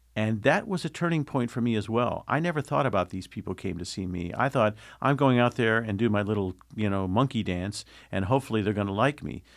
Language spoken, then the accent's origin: English; Indianapolis, Indiana, United States; moved away as an adult; also born or lived in Boston / Chatsworth, California; growing up in Indianapolis on, uh, W I F E radio